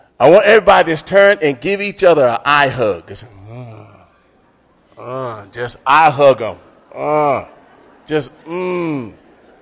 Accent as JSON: {"language": "English", "town": "Martin", "region": "Tennessee", "country": "United States", "tie": "born or raised there", "moved": "yes", "said": "I grew up in Martin, Tennessee, with Tony Kelly"}